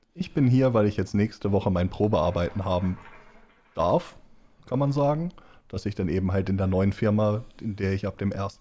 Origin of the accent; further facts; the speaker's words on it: Schleswig, Schleswig-Holstein, Germany; also born or lived in Lower Saxony; Komme aus Schleswig-Holstein. Eigentlich bin ich gebürtig in Schleswig aufgewachsen